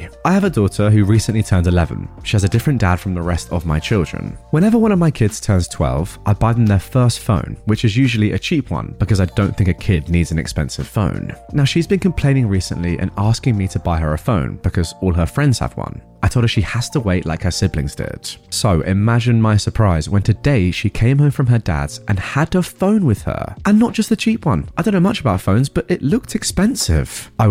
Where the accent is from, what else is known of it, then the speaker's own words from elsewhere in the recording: Australia; now in United States; I grew up in Australia, and my sister and family still live there. I live in America currently.